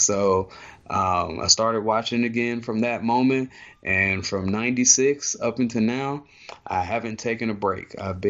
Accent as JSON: {"language": "English", "town": "Charlotte", "region": "North Carolina", "country": "United States", "tie": "born or raised there", "said": "I'm a native of Charlotte, North Carolina. Been here 30 years of the 35 years of my life."}